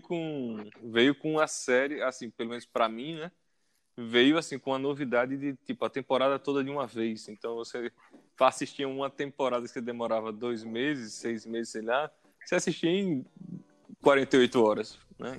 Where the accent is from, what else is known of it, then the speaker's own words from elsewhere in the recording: Arapiraca, Alagoas, Brazil; also born or lived in Maceió; eu nasci em Maceió, mas minha infância e adolescência foi toda em Arapiraca.